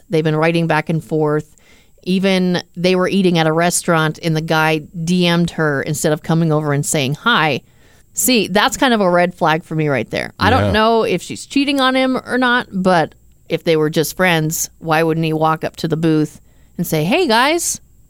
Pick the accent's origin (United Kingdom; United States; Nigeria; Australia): United States; Arizona; Okay, I've been going to Mexico pretty much my whole life. I grew up in Arizona, so.